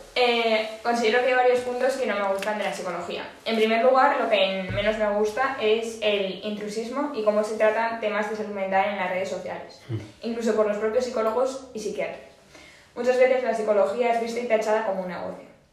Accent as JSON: {"language": "Spanish", "region": "Aragon", "country": "Spain", "said": "muy tozuda como buena maña"}